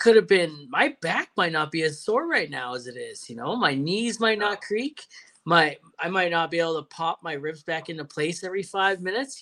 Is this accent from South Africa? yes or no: no; Canada; I'm Canadian